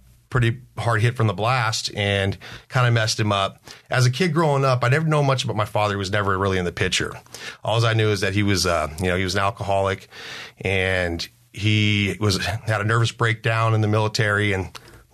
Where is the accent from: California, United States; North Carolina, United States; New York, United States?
California, United States; San Diego; I was born here in San Diego